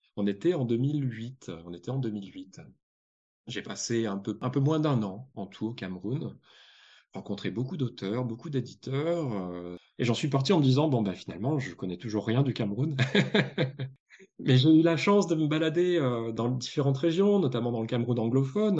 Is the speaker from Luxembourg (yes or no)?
no; Provence-Alpes-Côte d'Azur, France; j'ai grandi en Provence, donc pas en province, mais en Provence